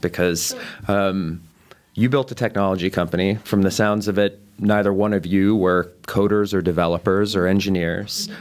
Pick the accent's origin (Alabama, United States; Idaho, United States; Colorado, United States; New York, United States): Colorado, United States; Boulder; moved away; my hometown of Boulder, Colorado